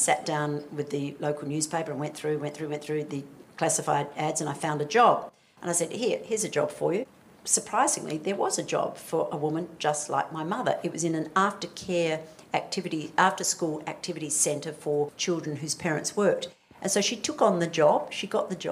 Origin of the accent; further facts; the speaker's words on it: Western Australia, Australia; I come from Western Australia